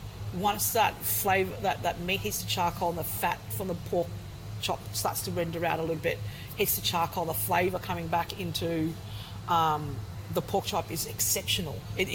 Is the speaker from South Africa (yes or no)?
no; Southern Vietnam, Vietnam; I'm from South Vietnam. Bún chả does not exist in Southern Vietnam.